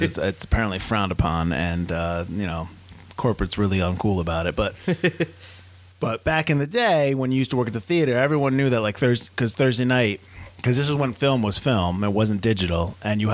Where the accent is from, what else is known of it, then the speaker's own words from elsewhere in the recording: Connecticut, United States; we're from Connecticut.